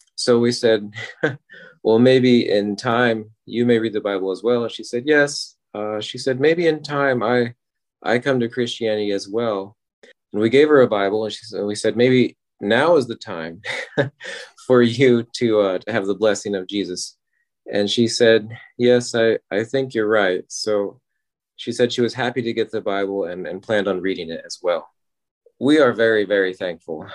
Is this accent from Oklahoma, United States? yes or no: yes; Ardmore, Oklahoma, United States; I'm from Ardmore, Oklahoma